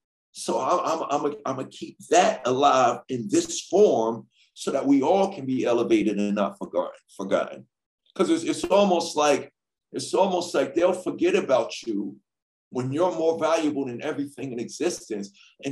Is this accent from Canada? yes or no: yes; Canada; when we were little kids growing up in Canada, 1985, we saw the … … video.